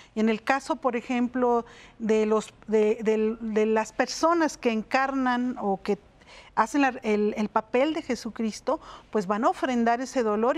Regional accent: Mexico City, Mexico; en Xochimilco, que es de donde yo vengo

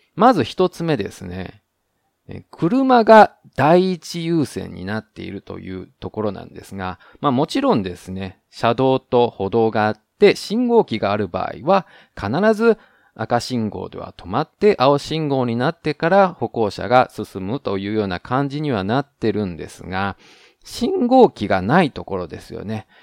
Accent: Japan; now in Taiwan; 台湾の彼と日本の僕台湾人パートナーを持つ日本人

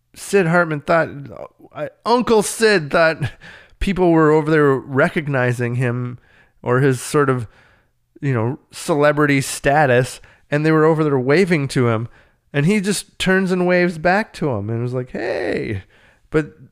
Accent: Minnesota, United States; I'm from Minnesota

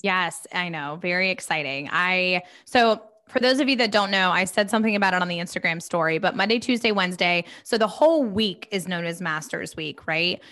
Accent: Charlotte, North Carolina, United States; we are both from Charlotte

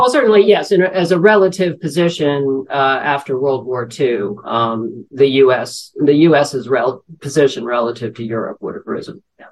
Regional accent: New York, United States; working as a financial journalist in New York, my hometown

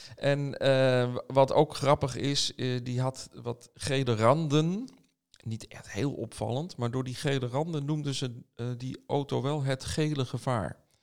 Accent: Amsterdam, North Holland, Netherlands; mijn geboortestad wilde ik werken. Dat is Amsterdam.

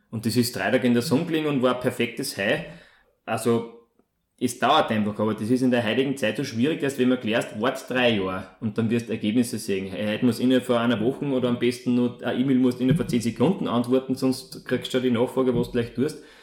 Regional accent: Molln, Upper Austria, Austria; also born or lived in Vienna / Salzburg; komme aus Mollen in Oberösterreich

